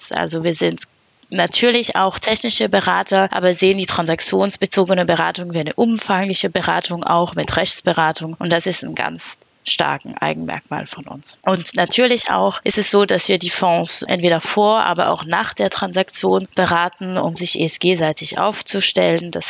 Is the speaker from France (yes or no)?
yes; France; German is a second language; Ich bin Französin und habe über elf Jahre Berufserfahrung